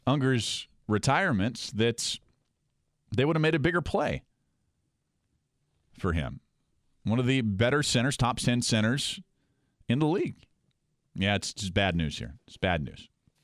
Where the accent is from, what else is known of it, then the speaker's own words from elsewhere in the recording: Spokane, Washington, United States; moved away; also born or lived in Tacoma, Washington; I was born in Tacoma, but yeah, I grew up in Spokane